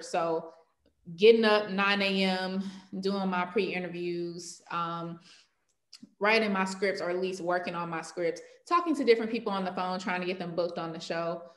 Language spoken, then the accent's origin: English; Clayton County, Georgia, United States; I'm from Clayton County, Georgia